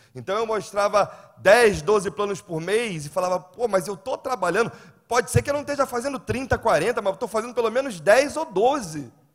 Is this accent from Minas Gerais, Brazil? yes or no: no; Rio de Janeiro, Brazil; moved away; Eu sou carioca